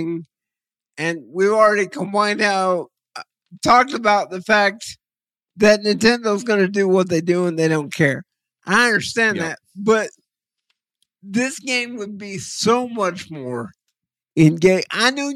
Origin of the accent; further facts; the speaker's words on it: Texas, United States; I'm from Texas, and it kind of made me smile as a Texan